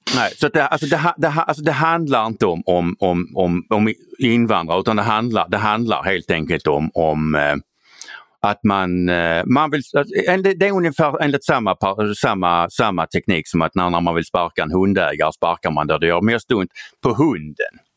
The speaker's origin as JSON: {"language": "Swedish", "region": "Skåne", "country": "Sweden", "said": "jag är skåning"}